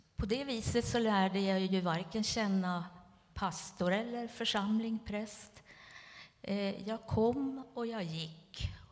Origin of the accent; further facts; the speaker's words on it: Västernorrland County, Sweden; moved away as an adult; also born or lived in Stockholm, Sweden; now in Upplands Väsby, Sweden; jag är född och uppvuxen på landsbygden i Ångermanland